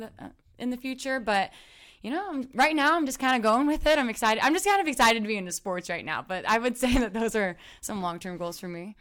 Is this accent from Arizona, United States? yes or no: no; Waterloo, Illinois, United States; I'm from Waterloo, Illinois, which is a small little town outside of Saint Louis, so I grew up playing soccer